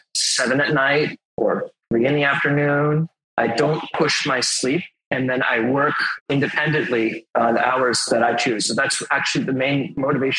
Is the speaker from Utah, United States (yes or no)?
no; Westborough, Massachusetts, United States; also born or lived in Cambridge, Massachusetts; I'm originally from Westboro, Massachusetts.